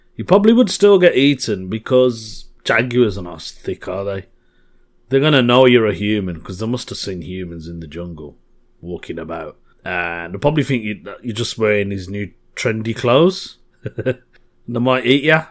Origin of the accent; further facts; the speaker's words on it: Birmingham, West Midlands, United Kingdom; Birmingham, my hometown.